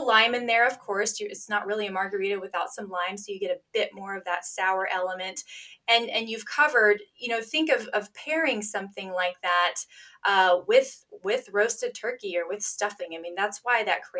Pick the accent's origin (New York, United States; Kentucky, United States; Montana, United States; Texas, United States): Kentucky, United States; also born or lived in North Dakota; I was raised a Kentucky lady